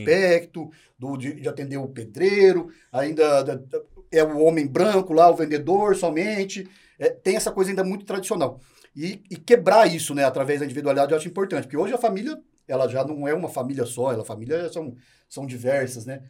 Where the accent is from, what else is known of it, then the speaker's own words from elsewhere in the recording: Maringá, Paraná, Brazil; moved away as an adult; also born or lived in Londrina / Presidente Prudente; now in São Paulo, Brazil; Eu comecei em Maringá, eu sou paranaense, da cidade de Maringá